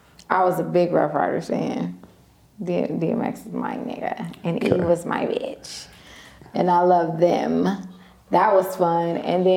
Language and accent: English; Compton, California, United States; I'm from Compton.